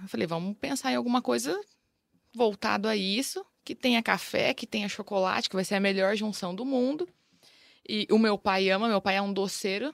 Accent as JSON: {"language": "Portuguese", "town": "Ivinhema", "region": "Mato Grosso do Sul", "country": "Brazil", "tie": "born or raised there", "also_born_or_lived": "Lucélia, São Paulo / Campo Grande, Mato Grosso do Sul", "moved": "as an adult", "said": "Eu nasci em Lucélia e, e logo eles tinham acabado de se mudar para o interior do Mato Grosso do Sul, que é Ivinhema, a cidade. Então, criei na, em Ivinhema até os meus 18 anos"}